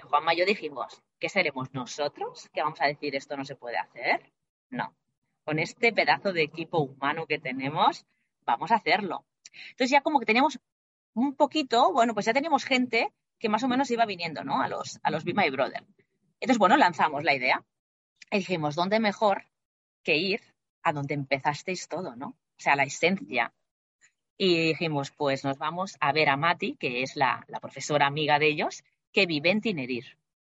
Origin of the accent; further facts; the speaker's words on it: Barcelona, Catalonia, Spain; moved away as an adult; now in Madrid, Spain; soy de Barcelona, pero actualmente vivo en Madrid por temas de trabajo